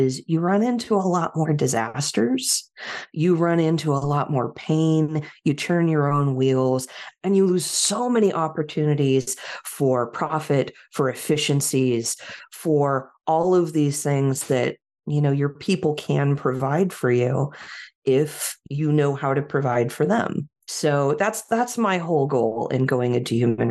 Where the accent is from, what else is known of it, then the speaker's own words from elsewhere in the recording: Silicon Valley, California, United States; moved away as an adult; now in Portland, United States; I grew up in Silicon Valley